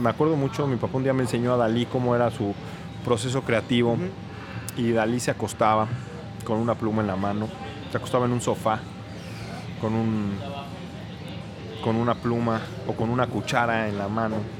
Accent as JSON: {"language": "Spanish", "region": "Mexico City", "country": "Mexico", "tie": "born or raised there", "also_born_or_lived": "France", "said": "Yo crecí en la Ciudad de México siempre"}